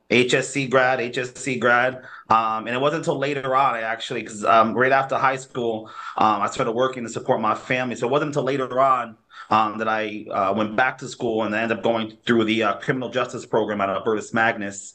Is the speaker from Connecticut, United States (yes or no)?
yes; New Haven, Connecticut, United States; I was born here in New Haven. I'm a New Haven kid. Um, born and raised for the most part